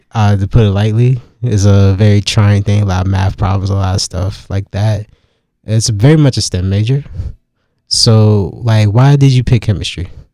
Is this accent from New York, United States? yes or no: no; Durham, North Carolina, United States; I'm from the nine one nine, and, like, a lot of people think that's Raleigh, but it's really Durham